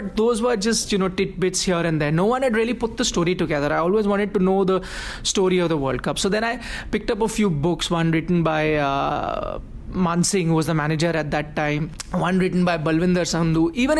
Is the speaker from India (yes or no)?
yes; India; So at that time, Indians did feel a bit left out, and we weren't doing that well financially.